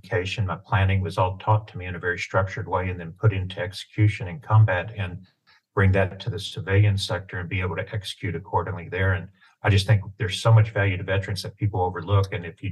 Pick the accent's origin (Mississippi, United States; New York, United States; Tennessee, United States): Tennessee, United States; East; I had a great childhood growing up in East Tennessee, farm boy